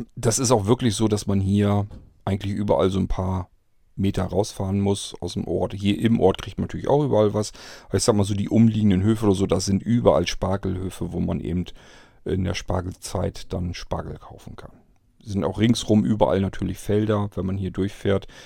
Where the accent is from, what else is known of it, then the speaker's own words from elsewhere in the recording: Nienburg district area, Lower Saxony, Germany; now in Rethem, Germany; Gerade so Kreis Nienburg und mehr so die Ecke, wo ich herkomme.